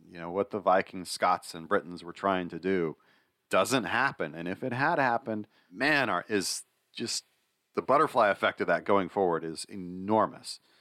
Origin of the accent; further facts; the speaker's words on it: United States; I'm an American.